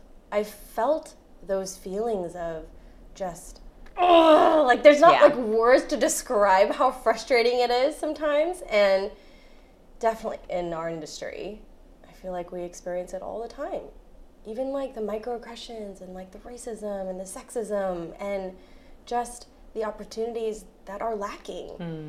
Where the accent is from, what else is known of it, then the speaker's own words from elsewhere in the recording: Chicago, Illinois, United States; We're from the Midwest. Chicago.